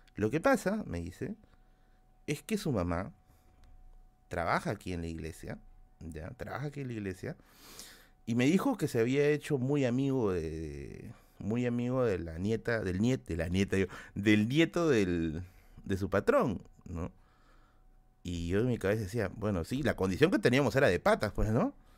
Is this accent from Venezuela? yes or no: no; Tacna, Peru; now in Lima, Peru; yo soy de Tacna